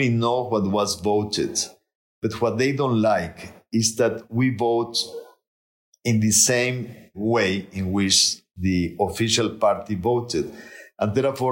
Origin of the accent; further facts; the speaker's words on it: Nuevo León, Mexico; I'm from Nuevo León.